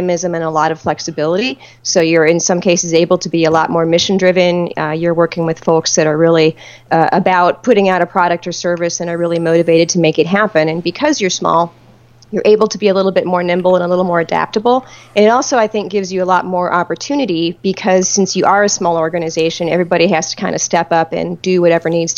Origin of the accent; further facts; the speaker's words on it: Detroit, Michigan, United States; I grew up outside of Detroit.